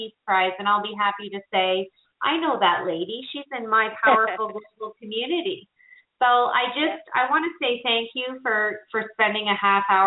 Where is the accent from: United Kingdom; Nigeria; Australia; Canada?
Canada; I'm from Canada